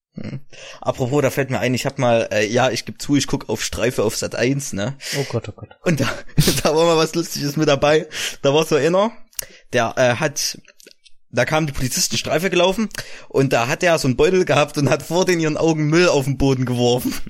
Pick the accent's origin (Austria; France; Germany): Germany; East Germany